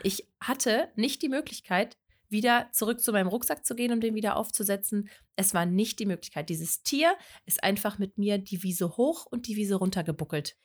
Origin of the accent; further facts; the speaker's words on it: Lippe, North Rhine-Westphalia, Germany; Ich komme aus dem wunderschönen Lippe